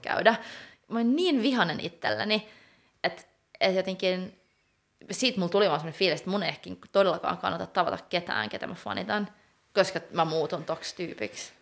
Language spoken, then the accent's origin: Finnish; Finland; first language Swedish (co-native with Finnish); also born or lived in Gothenburg, Sweden; mä oon taiteilija Suomesta, mutta mä oon suomenruotsalainen, mä osaan ruotsia